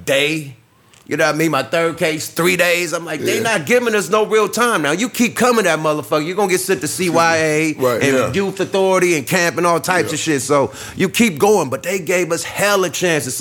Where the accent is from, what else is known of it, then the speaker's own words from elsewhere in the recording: the Bay Area, California, United States; moved away as an adult; now in Los Angeles, United States; I'm from the Bay